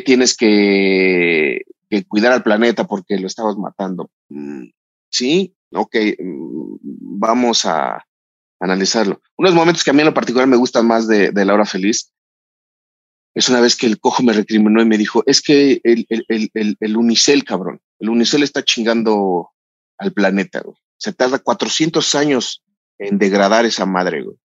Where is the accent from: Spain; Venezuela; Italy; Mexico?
Mexico; soy mexicano